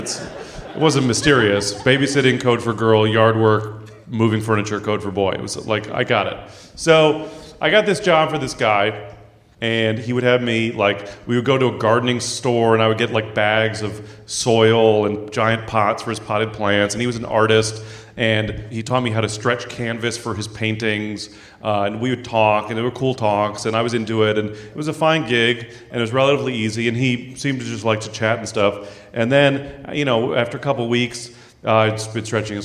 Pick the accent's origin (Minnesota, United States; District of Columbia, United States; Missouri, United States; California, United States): California, United States; San Francisco; I grew up in San Francisco